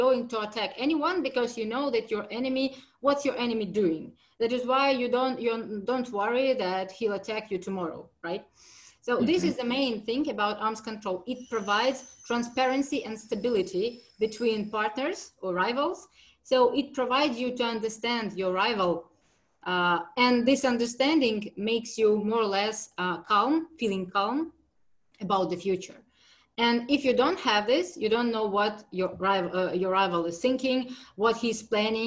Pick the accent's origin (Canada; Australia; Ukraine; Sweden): Ukraine; I'm from Ukraine